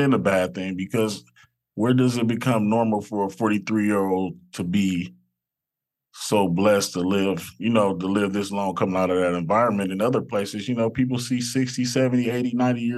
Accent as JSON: {"language": "English", "town": "Los Angeles", "region": "California", "country": "United States", "tie": "born or raised there", "said": "I grew up in South Central LA, right off of Imperial and Figueroa."}